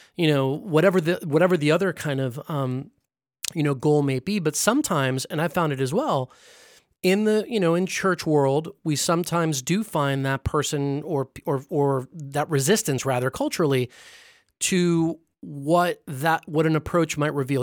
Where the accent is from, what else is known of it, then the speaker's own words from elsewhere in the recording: Los Angeles, California, United States; my hometown of L